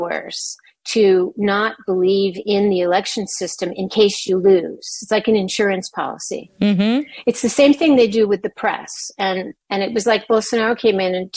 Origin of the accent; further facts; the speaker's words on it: United States; I wrote it as an American who had studied Italian fascism